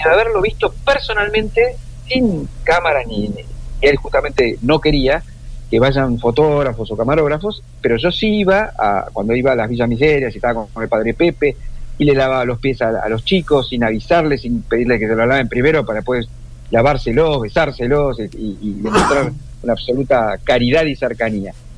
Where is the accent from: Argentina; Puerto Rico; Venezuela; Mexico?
Argentina; nosotros como argentinos